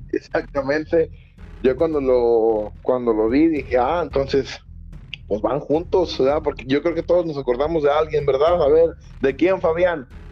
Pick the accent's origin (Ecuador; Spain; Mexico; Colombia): Mexico; yo soy mexicano